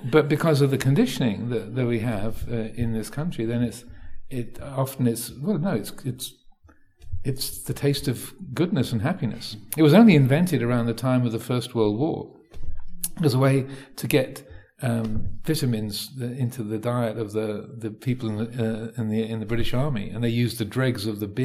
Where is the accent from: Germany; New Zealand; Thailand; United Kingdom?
Thailand; So growing up in Thailand, you know, things being spicy, um, you know, having a, having chili